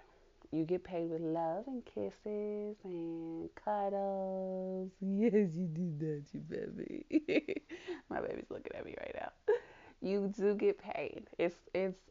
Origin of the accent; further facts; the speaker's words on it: Kansas City, Missouri, United States; my hometown, Kansas City, Missouri